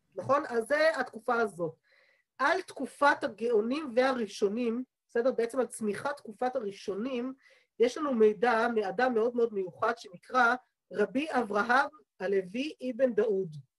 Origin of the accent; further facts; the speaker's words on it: Jerusalem, Jerusalem District, Israel; בעיר העתיקה, איפה שגדלתי, יש בית כנסת קראי עד היום